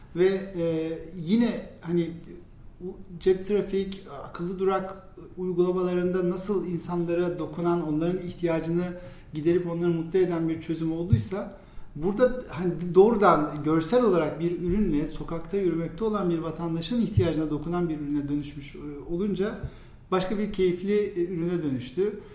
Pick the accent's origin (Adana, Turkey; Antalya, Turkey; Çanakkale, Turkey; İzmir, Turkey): İzmir, Turkey; moved away as an adult; now in Istanbul, Turkey; 1979 ee, İzmir doğumluyum